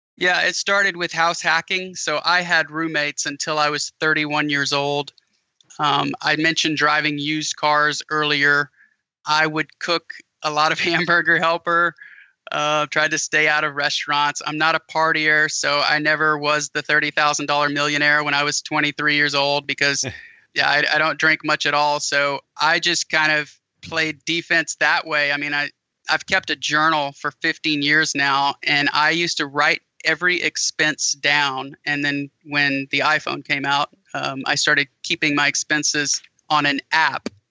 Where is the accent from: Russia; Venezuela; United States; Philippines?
United States; an hour south of New Orleans, Louisiana; moved away; I'm originally from an hour south of New Orleans